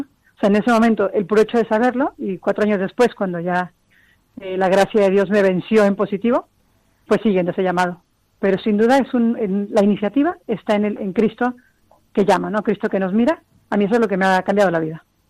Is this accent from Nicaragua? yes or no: no; Mexico; moved away as an adult; also born or lived in Cozumel, Mexico; now in Spain; soy mexicana y llevo en España cinco años